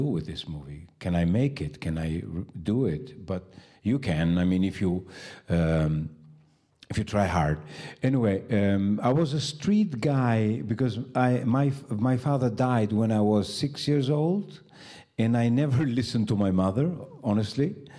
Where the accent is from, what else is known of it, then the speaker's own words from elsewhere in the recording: Tirana, Tirana County, Albania; I was born in Tirana and I uh, still live there. I never left the country.